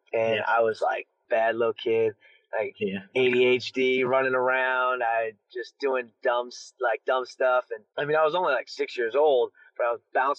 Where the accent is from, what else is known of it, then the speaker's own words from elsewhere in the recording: Aurora, Ohio, United States; So from the Cleveland area, I grew up in this, I shouldn't say Cleveland, more 30 minutes south called Aurora.